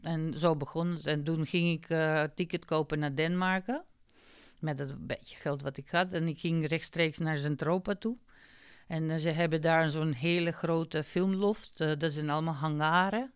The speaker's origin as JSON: {"language": "Dutch", "country": "North Macedonia", "second_language": "Dutch", "moved": "yes", "lives_now": "Netherlands", "said": "ik kom uit Macedonië en ik heb in Nederland gestudeerd"}